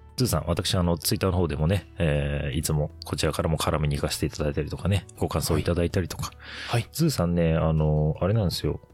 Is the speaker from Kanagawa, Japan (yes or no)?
no; Tokyo, Japan; 東京で生まれ、東京で育っておるんですが